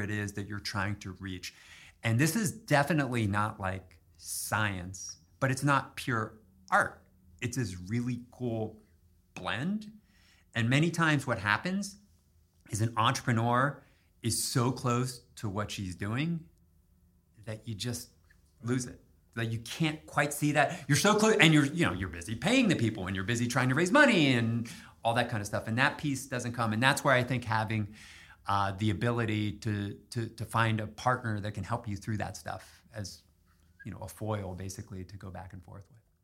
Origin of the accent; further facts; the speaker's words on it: Harrisburg, Pennsylvania, United States; I grew up in Harrisburg